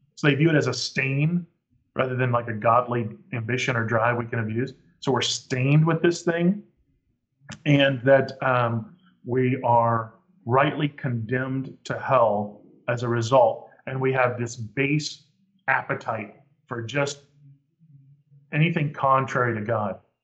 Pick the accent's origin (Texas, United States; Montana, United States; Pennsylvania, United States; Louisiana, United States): Texas, United States; I'm from Texas